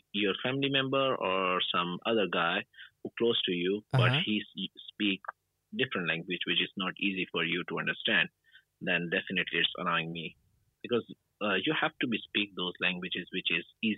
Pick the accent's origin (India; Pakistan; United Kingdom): Pakistan; I'm from Pakistan.